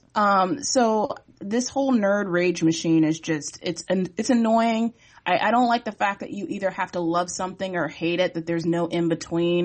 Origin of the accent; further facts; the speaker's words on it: Virginia Beach, Virginia, United States; I'm from Virginia Beach. I still currently live there